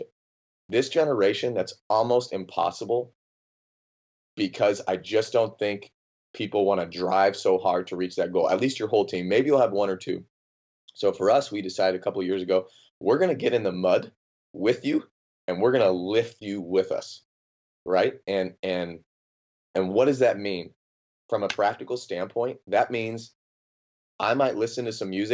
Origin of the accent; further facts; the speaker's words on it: Phoenix, Arizona, United States; I'm a Phoenix Suns guy, born and raised in Phoenix